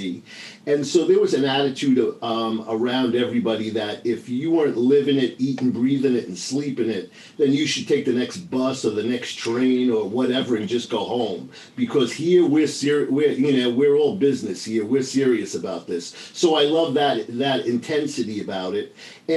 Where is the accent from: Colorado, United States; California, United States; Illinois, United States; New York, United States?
New York, United States; moved away; I grew up in New York